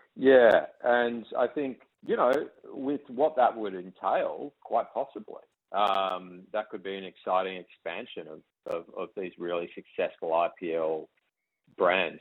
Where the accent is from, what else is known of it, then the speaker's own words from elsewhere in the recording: Canberra, Australian Capital Territory, Australia; I grew up in Canberra